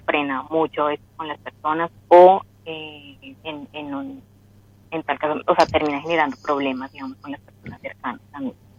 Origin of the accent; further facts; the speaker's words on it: Colombia; De Colombia.